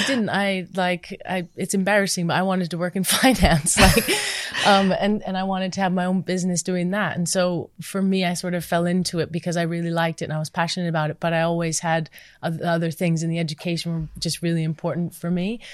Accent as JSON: {"language": "English", "country": "United States", "tie": "born or raised there", "moved": "yes", "said": "growing up in the States"}